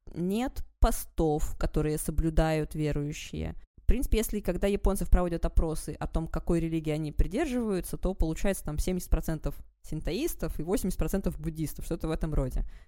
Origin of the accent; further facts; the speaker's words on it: Vologda, Vologda Oblast, Russia; moved away; also born or lived in Japan; я из Вологды